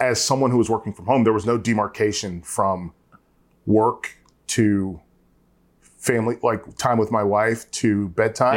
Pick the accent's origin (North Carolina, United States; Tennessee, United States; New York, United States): North Carolina, United States; I'm from North Carolina